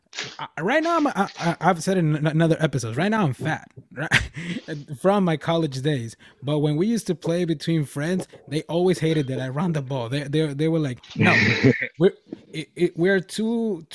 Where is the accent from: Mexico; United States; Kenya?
Mexico; moved away; Back in my hometown, which is over there in Mexico, I'm from Mexico.